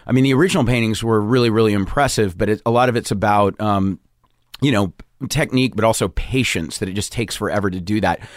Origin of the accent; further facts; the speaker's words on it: Charleston, South Carolina, United States; moved away as an adult; also born or lived in Providence, Rhode Island; I grew up in Charleston, South Carolina